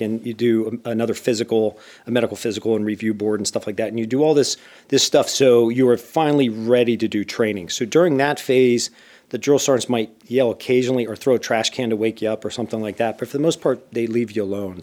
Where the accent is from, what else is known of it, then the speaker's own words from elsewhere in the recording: Bethlehem, Pennsylvania, United States; moved away as an adult; also born or lived in Indiana; I grew up in a steel town known as Bethlehem